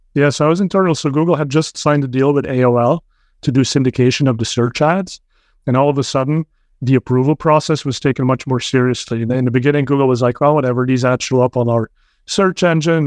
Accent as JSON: {"language": "English", "country": "Belgium", "moved": "yes", "lives_now": "Bay Area, United States", "said": "I'm originally from Belgium, so spoke Dutch"}